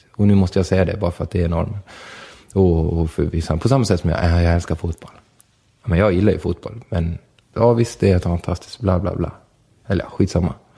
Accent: Borlänge, Dalarna County, Sweden; Vi är födda i Sverige och vi är födda i, i Borlänge

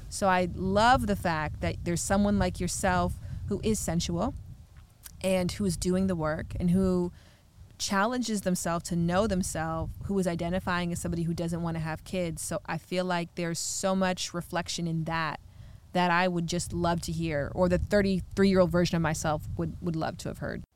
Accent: Ontario, Canada; I'm from Canada

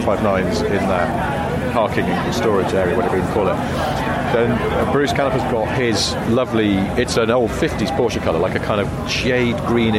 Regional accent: Wilmslow, North West England, United Kingdom; I grew up in Wilmington, it's a weird place, there's too much money sloshing around in the 80s

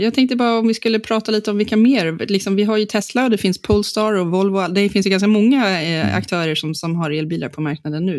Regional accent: Gotland, Sweden; på Gotland där jag är född

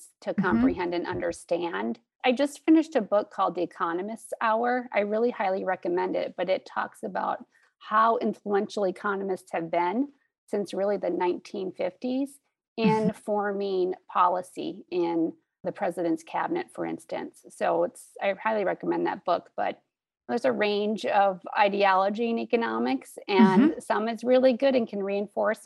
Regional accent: Wisconsin, United States; moved away as an adult; also born or lived in Minnesota; now in Duluth, United States; I'm originally from Wisconsin, but have been in Minnesota for over 20 years

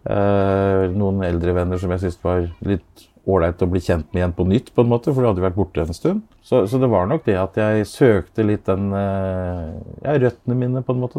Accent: Askim, Østfold, Norway; Askim er jo eh, det stedet jeg vokste opp

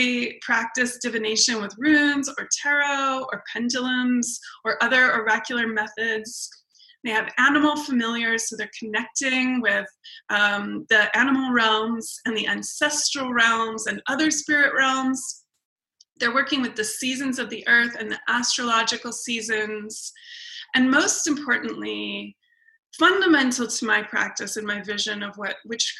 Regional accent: Tongva and Chumash lands, California, United States; also born or lived in England / Scandinavia; the Tongva and the Chumash people, specifically in the area where I come from

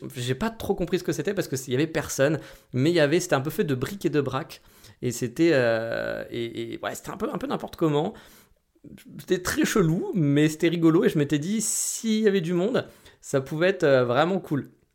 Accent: France; chez nous en France

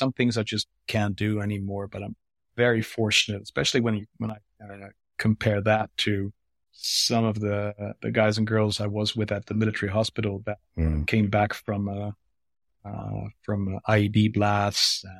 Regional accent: France; first language French; English is a second language; because I'm a French. My mother tongue is French, actually.

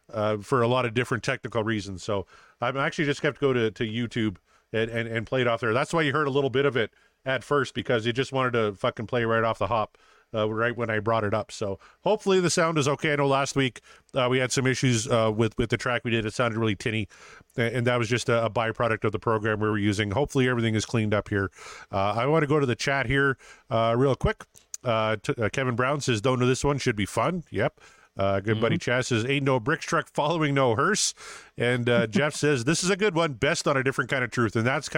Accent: Saskatchewan, Canada; I'm not American. I do. Yeah. Schlitz is garbage, though. I remember, when I was a kid, I lived about 50 minutes away from the American border. So we would drive to Plentywood, Montana.

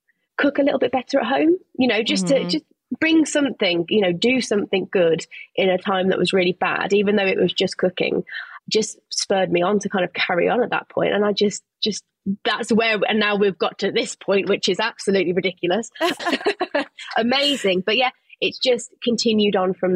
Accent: Birmingham, West Midlands, United Kingdom; moved away as an adult; also born or lived in London; I went to another place in my hometown of Birmingham in the UK. And then I moved to London

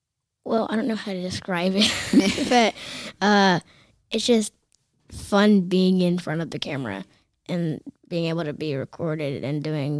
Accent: Raleigh, North Carolina, United States; I am 9 years old. I am from Raleigh, North Carolina

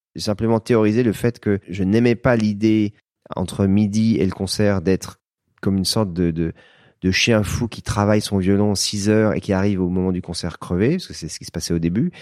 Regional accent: France; je suis français

